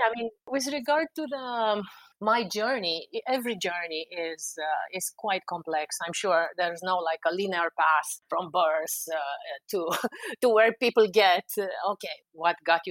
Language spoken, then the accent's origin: English; Romania; moved away as an adult; now in Washington, D.C., United States; I'm from Eastern Europe, from Romania